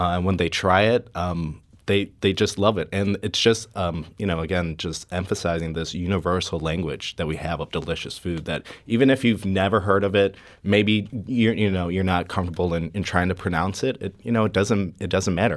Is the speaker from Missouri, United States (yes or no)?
yes; St. Louis, Missouri, United States; I want to show off my, my hometown